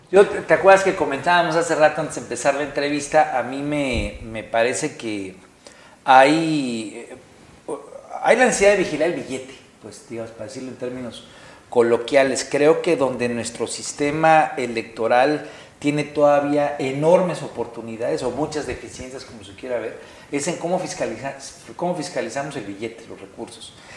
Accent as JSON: {"language": "Spanish", "region": "Guerrero", "country": "Mexico", "said": "yo soy de Guerrero"}